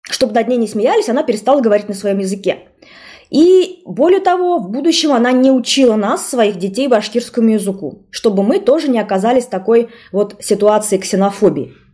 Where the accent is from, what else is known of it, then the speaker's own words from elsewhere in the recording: Bashkortostan, Russia; сказать, что я башкирка? Потому что я примерно знала, что в нашем классе преимущественно татар, э, татары и татарки, да, ученики и ученицы. И я помню, что я не сказала, что я башкирка.